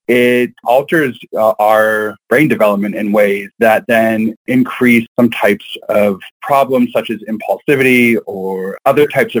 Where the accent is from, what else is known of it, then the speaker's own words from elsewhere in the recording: Western Pennsylvania, United States; I grew up in Western Pennsylvania in a very conservative Christian household